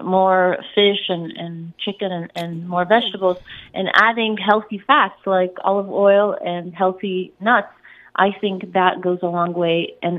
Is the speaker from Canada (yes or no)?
no; Egypt; I'm Egyptian, so I'm from North Africa, and I'm coming from the Middle East